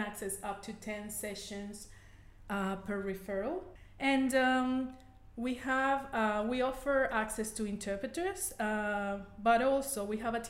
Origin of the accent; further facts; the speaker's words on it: Venezuela; first language Spanish; English is a second language; moved away as an adult; now in Australia; I'm originally from Venezuela and Spanish is my native language